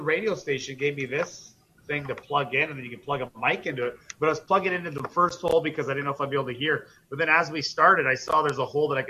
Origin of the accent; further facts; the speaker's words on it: Prince Albert, Saskatchewan, Canada; I'm obviously from Prince Albert